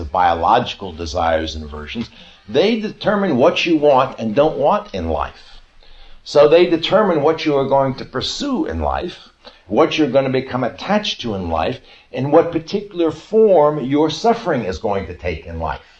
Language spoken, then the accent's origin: English; United States; I'm an American